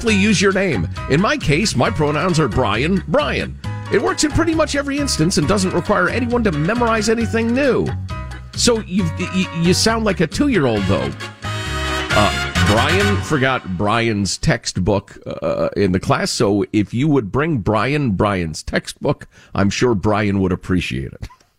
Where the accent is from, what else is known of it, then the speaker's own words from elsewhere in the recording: Idaho, United States; As a young boy growing up in Idaho, I was able to dig tunnels in the snowdrifts that would accumulate in our yard.